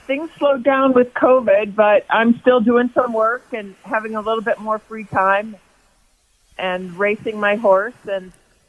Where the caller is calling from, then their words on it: Boulder, Colorado, United States; In Boulder at my home.